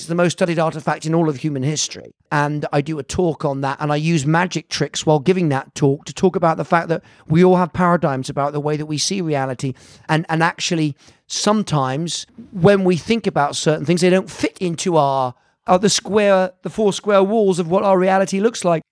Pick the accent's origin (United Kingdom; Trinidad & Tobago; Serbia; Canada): United Kingdom; Bampton, South West England; also born or lived in Hammersmith, London / Italy; growing up in the West Country, you know, in this small house